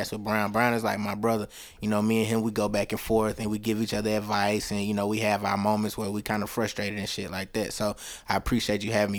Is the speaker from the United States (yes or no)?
yes; Tuscaloosa, Alabama, United States; also born or lived in Huntsville, Alabama; I was born and raised in Tuscaloosa, Alabama, home of the Crimson Tide